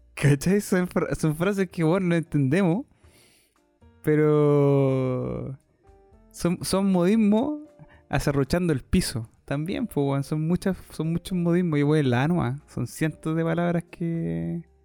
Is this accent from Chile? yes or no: yes; Chile; nosotros como un chileno promedio